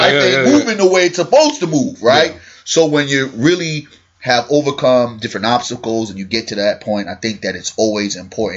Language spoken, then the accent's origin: English; New York City, New York, United States; my hometown.